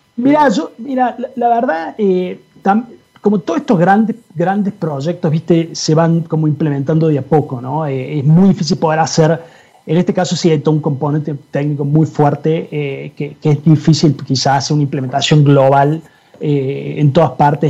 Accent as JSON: {"language": "Spanish", "country": "Argentina", "tie": "born or raised there", "moved": "yes", "said": "soy, soy argentino, quizás se dieron cuenta. Eh, en Argentina cuando era cuando estaba ahí, eh, digamos, cuando era mucho más chico"}